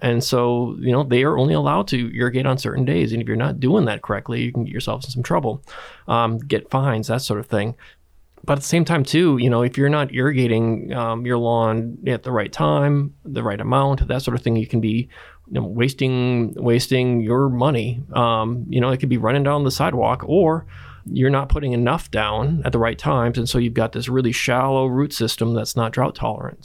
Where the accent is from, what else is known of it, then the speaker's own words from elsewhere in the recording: Wisconsin, United States; grew up in Wisconsin